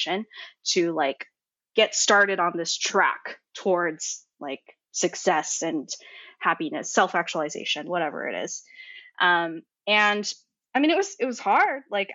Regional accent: Silicon Valley, California, United States; also born or lived in Berkeley; I was born in Silicon Valley.

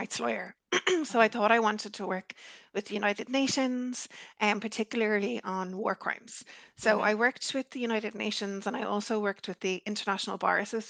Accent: Ireland; as I was growing up in Ireland, I'm Irish

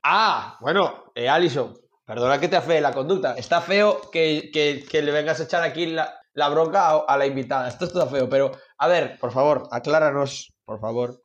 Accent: Galicia, Spain; aquí en Galicia

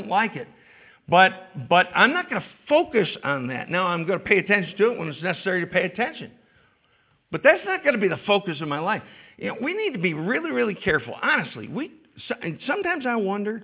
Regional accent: New York, United States; I was brought up here. I'm a New Yorker through and through

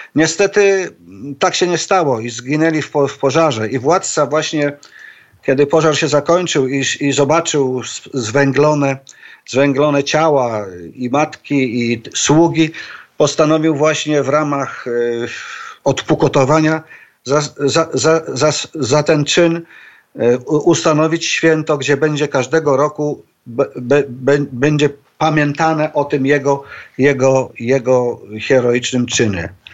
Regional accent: Poland; moved away as an adult; now in Shanghai, China; wychowałem się, wyrosłem w takiej tradycji właśnie polskiej nekropolii

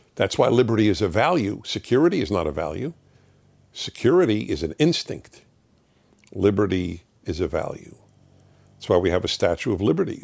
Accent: New York City, New York, United States; I grew up in New York City

